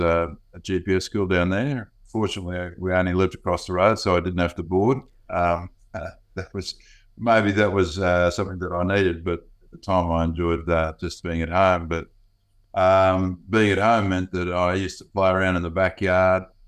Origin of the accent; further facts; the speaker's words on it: Gold Coast, Queensland, Australia; I grew up on the, uh, the Gold Coast um, back in the late 50s, early 60s